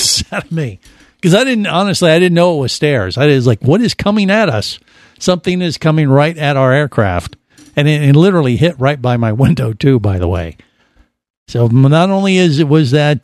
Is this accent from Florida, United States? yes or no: yes; Florida, United States; for a Florida boy